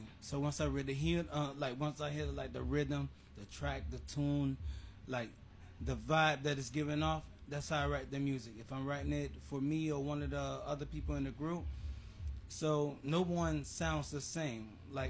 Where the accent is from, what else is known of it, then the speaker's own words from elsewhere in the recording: Jamaica; A longtime friend of mine when I came from Jamaica, so...